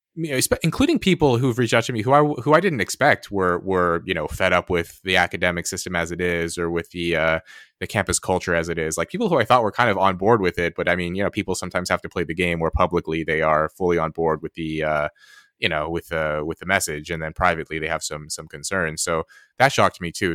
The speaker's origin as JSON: {"language": "English", "country": "United States", "said": "I'm American"}